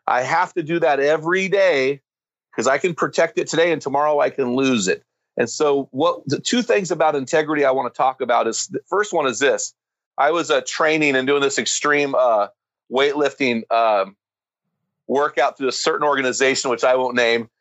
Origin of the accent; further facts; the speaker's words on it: United States; I'm an American